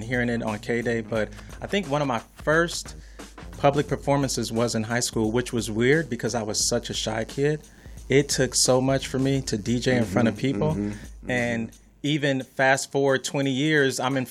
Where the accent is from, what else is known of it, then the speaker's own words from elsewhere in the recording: Los Angeles, California, United States; also born or lived in Ohio; moving here in the 80s in Los Angeles